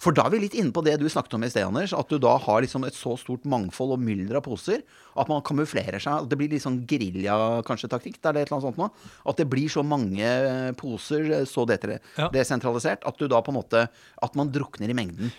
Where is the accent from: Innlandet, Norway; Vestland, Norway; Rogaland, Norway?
Vestland, Norway; Bergen; jeg er født i Bergen selv